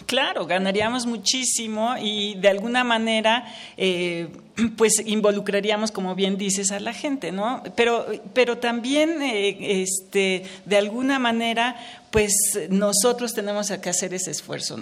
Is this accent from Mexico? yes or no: yes; Mexico; me alienta mucho como mexicana